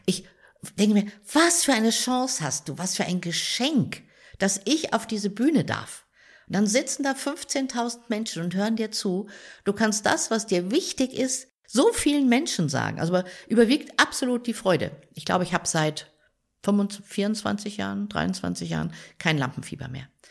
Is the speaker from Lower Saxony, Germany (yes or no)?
yes; Rehren, Lower Saxony, Germany; now in Munich, Germany; Meine Heimat ist in der Nähe von Hannover im Weserbergland. Rehren, ein kleiner Ort in der Nähe von Rinteln an der Weser